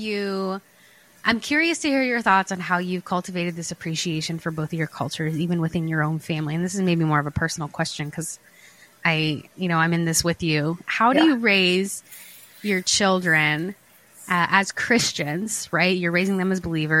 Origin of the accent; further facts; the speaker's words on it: Florida, United States; also born or lived in Buenos Aires, Argentina; I moved to the States when I was 4. So I've grown up in Florida and I've been there my whole life